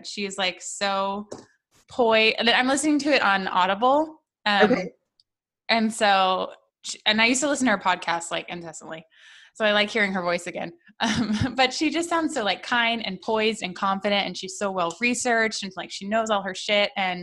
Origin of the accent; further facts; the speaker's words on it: New York, United States; moved away; I was born in New York, and all my cousins and my grandma lives up there.